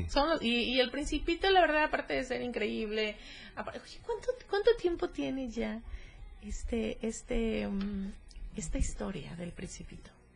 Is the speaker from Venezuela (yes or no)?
no; Cuernavaca, Morelos, Mexico; yo soy de Cuernavaca